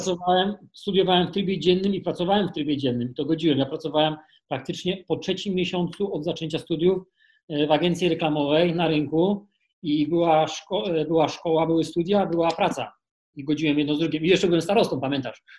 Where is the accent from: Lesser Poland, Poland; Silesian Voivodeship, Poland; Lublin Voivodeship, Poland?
Lesser Poland, Poland; Kraków; Ja jestem z Krakowa